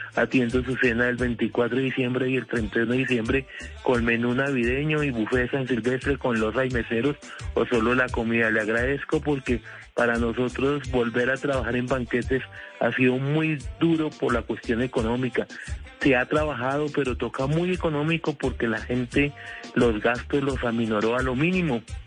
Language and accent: Spanish; Colombia; lucho por mis hijos y por mi familia para poder trabajar como todo colombiano